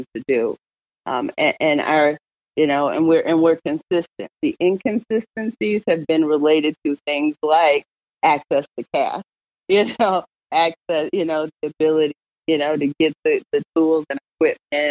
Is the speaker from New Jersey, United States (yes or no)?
no; St. Louis, Missouri, United States; I grew up, I'm born and raised in St. Louis. I grew up in University City